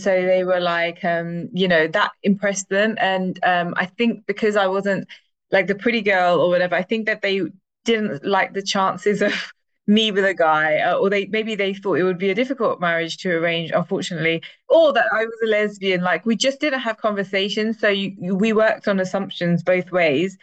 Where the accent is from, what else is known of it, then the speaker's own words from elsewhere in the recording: London, United Kingdom; I loved East London so, so much. Like it was a very diverse area